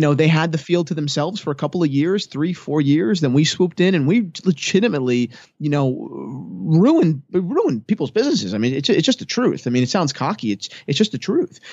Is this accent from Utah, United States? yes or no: no; New Jersey, United States; I'm twenty-two years old. I'm from New Jersey.